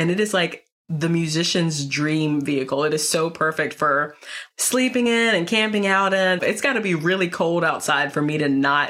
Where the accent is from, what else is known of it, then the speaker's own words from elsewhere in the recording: North Carolina, United States; now in Northern Virginia, United States; I'm originally from North Carolina. So when I moved to Northern Virginia, which is basically the DC suburbs